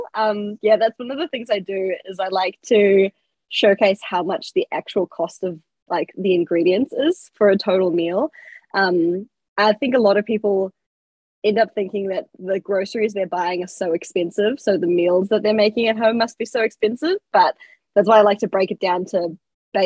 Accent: Whakatane, Bay of Plenty, New Zealand; moved away as an adult; now in Auckland, New Zealand; I'm originally from Whakatane, which is like a small town. So I had to move out at 18 to go to uni

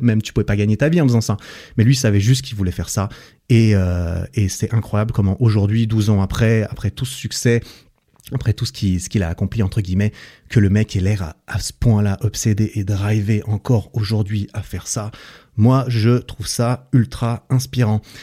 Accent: Switzerland; je suis suisse aussi

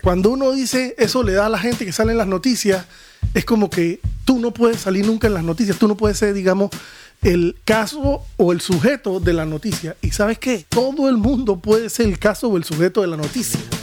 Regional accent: Panama; La clásica del panameñorro, somos muy hard nosotros

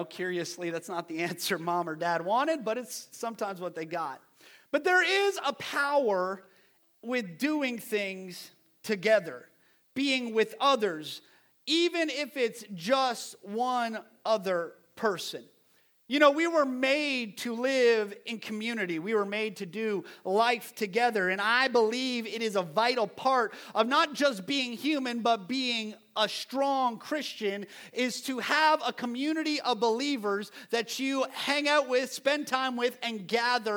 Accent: Ontario, Canada; now in United States; Growing up in Canada, I used to travel on the weekends

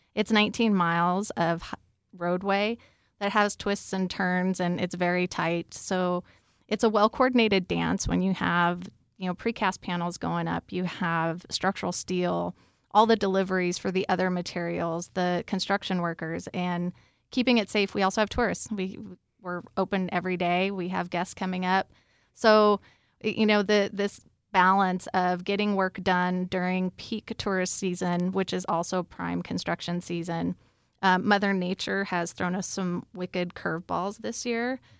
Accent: Cañon City, Colorado, United States; grew up in Canyon City

